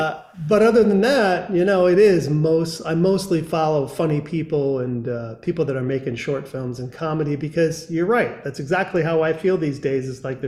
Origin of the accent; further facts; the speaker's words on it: Grand Rapids, Michigan, United States; and I'm from Grand Rapids, and it's, you know, it's quite frankly, it's one of the best cities in the world as far as I'm concerned.